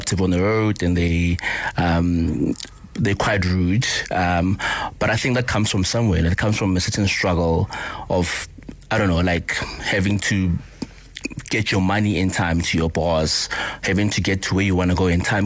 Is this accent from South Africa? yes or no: yes; Polokwane, Limpopo, South Africa; also born or lived in Alexandra, Johannesburg; I was born in Alex, but I was bred in Polokwane